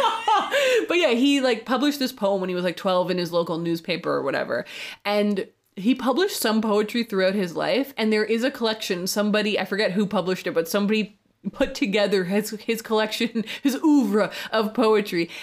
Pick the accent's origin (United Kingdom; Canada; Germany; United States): Canada; Canada is where I'm from